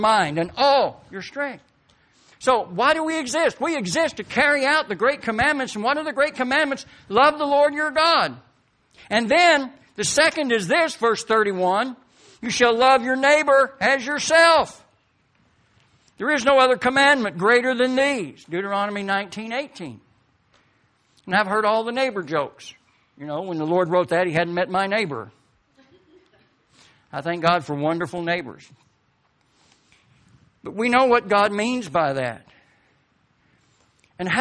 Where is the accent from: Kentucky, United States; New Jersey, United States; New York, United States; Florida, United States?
Kentucky, United States; Appalachian Highlands, East; now in Mount Zion, Illinois, United States; I'm from East Kentucky in the Appalachian Highlands